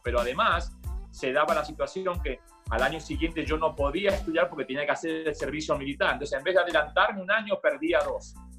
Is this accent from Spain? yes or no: no; Buenos Aires, Argentina; moved away; also born or lived in New York / Miami; yo nací en, Argentina, en Buenos Aires, eh, en un barrio donde está ubicada la cancha de River Plate